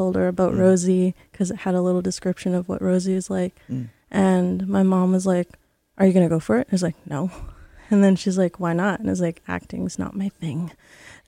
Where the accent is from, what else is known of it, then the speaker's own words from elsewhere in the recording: Quatsino, British Columbia, Canada; also born or lived in Honduras; now in Vancouver, Canada; It's Quatsino. It's really close to Port Hardy on Vancouver Island